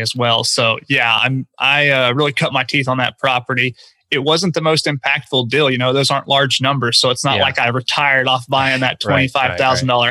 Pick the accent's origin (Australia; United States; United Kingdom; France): United States; Oklahoma; moved away as an adult; now in Houston, United States; my home market of Oklahoma. I now live in Houston, Texas, where I came down after college to work and live